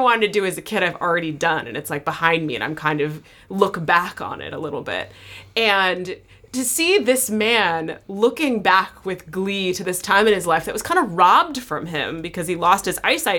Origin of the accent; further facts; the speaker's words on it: Iowa, United States; Iowa, so I might be a little behind.